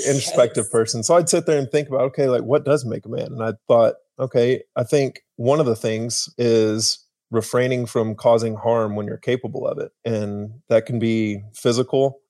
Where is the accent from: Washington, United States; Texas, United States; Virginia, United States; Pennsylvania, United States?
Texas, United States; Argyle; I grew up in small little Texas town called Argyle, Texas